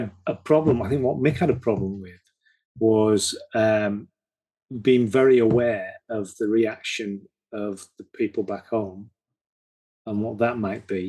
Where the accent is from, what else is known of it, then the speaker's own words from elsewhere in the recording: Hull, Yorkshire and the Humber, United Kingdom; as a young man growing up in Hull